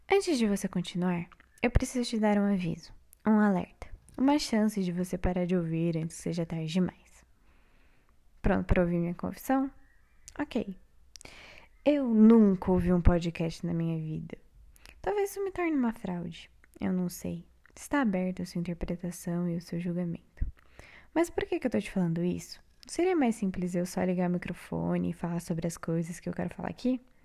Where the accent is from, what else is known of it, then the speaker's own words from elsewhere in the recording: São Paulo, Brazil; moved away as an adult; now in Paraná, Brazil; Eu nasci em São Paulo